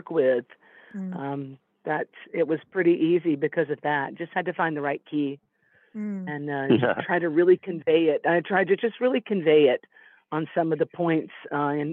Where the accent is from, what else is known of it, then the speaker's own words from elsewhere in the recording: Savannah, Georgia, United States; now in Big Sur, United States; I was raised in the South, in the deep, you know, South, Savannah, Georgia